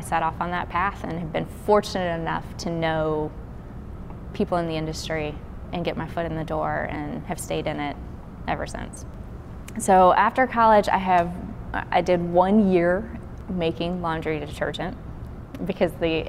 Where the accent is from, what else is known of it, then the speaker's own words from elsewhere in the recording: Burlington, Kentucky, United States; now in Memphis, United States; I am originally from Kentucky. I grew up in a small town called Burlington.